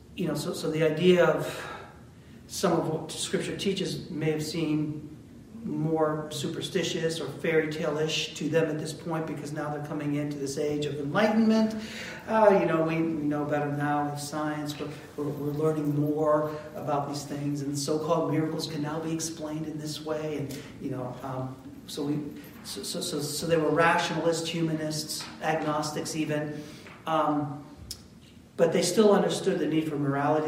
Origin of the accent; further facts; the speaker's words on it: United States; we're Americans